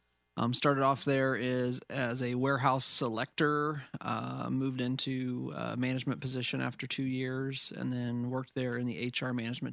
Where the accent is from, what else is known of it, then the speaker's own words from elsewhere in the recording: Oakwood, Illinois, United States; also born or lived in Catlin, Illinois; I grew up around the Oakwood Fithian area, okay. and my wife and I, after we got married, we moved into Catlin